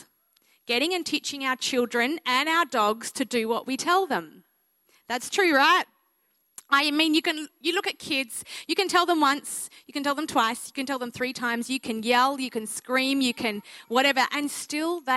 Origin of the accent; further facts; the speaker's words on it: Mildura, Victoria, Australia; I am a country girl at heart. I grew up in Mildura, Victoria